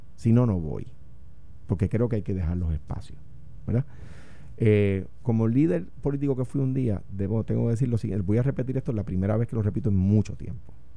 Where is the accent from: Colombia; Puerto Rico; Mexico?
Puerto Rico; soy puertorriqueño. Lo único que soy por encima de popular es puertorriqueño